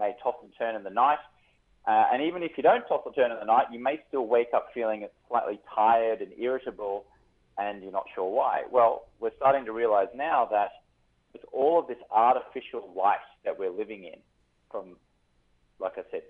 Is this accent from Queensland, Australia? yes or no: yes; Brisbane, Queensland, Australia; now in Los Angeles, United States; I'm in Los Angeles, but I'm from Brisbane, Australia.